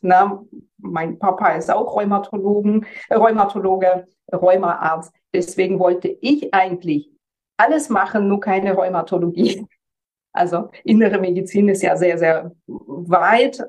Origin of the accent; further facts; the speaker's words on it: Germany; bei uns in Deutschland